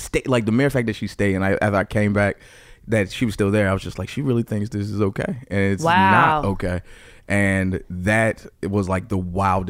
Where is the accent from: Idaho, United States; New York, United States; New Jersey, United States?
New Jersey, United States; Newark; also born or lived in Maplewood, New Jersey; I grew up in Newark. It's very diverse.